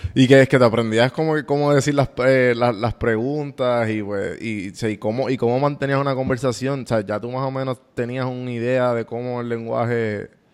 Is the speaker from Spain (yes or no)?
no; Puerto Rico; moved away as an adult; now in United States; yo me crié en Puerto Rico